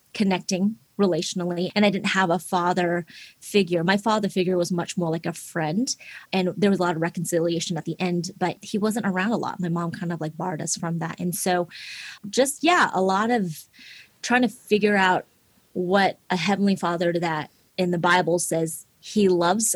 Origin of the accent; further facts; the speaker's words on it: Seattle, Washington, United States; English is a second language; moved away; I was born and raised in Seattle, Washington.